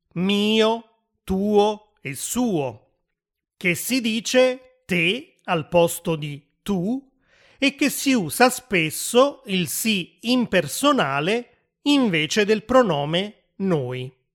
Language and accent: Italian; Naples, Campania, Italy; accent: Neapolitan dialect; il mio dialetto, il dialetto napoletano